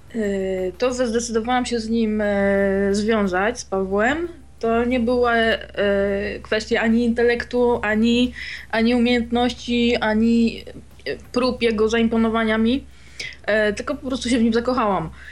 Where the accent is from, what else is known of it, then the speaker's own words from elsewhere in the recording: a small town near Wrocław, Lower Silesian Voivodeship, Poland; ja jestem z małej miejscowości spod Wrocławia